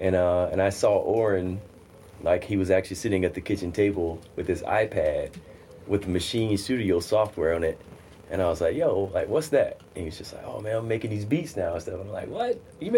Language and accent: English; Mississippi, United States; now in New York City, United States; I'm from Mississippi originally.